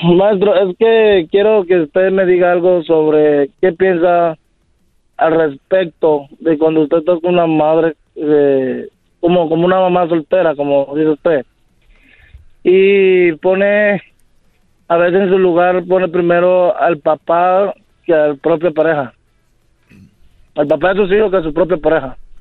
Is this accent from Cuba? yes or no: yes; Cuba; also born or lived in Ecuador; now in United States; salí de Cuba a Ecuador, viví en Ecuador por dos años